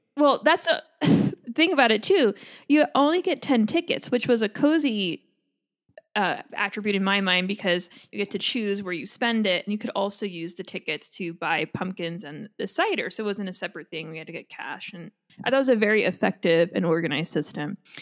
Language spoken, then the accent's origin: English; Long Island, New York, United States; now in California, United States; I'm from Long Island